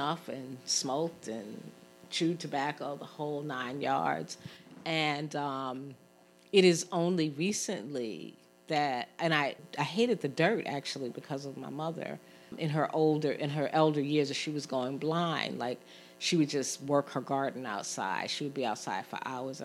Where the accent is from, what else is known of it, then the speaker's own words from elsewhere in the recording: New York City, New York, United States; moved away as an adult; now in Philadelphia, United States; I grew up in Brooklyn, an urban space